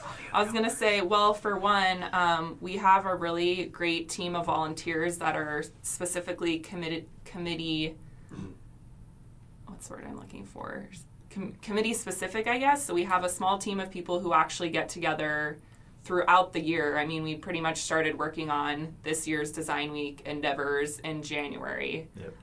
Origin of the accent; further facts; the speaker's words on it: Phoenix, Arizona, United States; also born or lived in Los Angeles; as like a 22 year old was getting involved with my hometown city design community